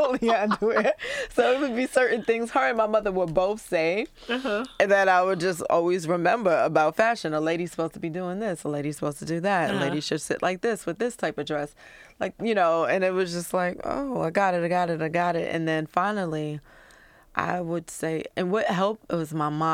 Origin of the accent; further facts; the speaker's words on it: New York City, New York, United States; I'm from Brooklyn originally.